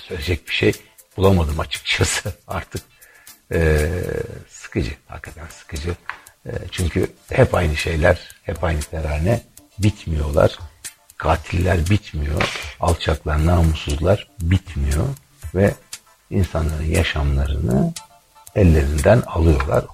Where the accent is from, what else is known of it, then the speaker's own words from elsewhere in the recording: Turkey; ülkemde demokrasinin var olması için çalıştım